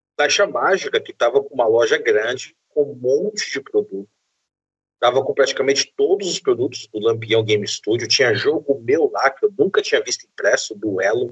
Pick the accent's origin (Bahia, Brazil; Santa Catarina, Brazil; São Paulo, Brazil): Bahia, Brazil; interior of; Eu sou do interior da Bahia